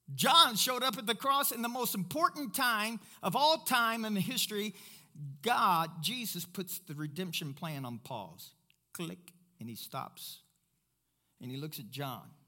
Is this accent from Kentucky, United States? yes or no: yes; Kentucky, United States; I'm from Kentucky